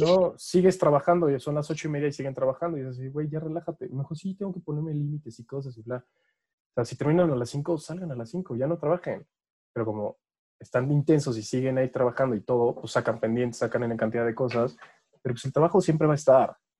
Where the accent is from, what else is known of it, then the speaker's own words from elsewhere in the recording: Mexico; Es algo que tenemos los mexicanos